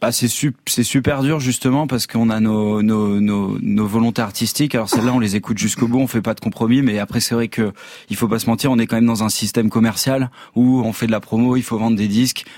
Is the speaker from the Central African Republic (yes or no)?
no; France; comme on est français